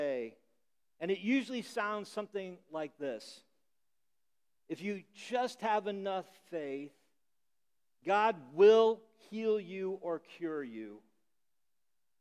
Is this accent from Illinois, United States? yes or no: yes; Illinois, United States; moved away; the corn in Illinois, where I grew up, grows really tall